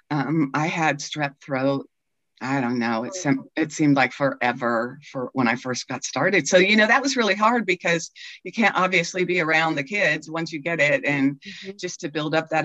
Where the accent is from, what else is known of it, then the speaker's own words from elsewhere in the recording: Kansas, United States; also born or lived in Colorado; I was born in Kansas, raised in Kansas.